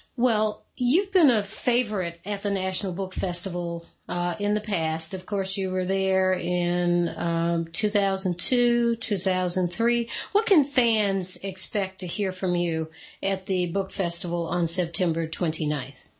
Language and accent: English; the South, United States; I'm from the South